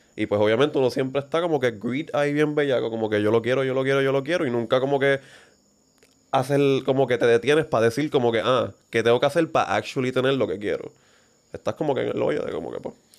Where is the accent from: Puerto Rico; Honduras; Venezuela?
Puerto Rico; Vega Alta; nosotros nacimos en Vegalta, Puerto Rico, middle class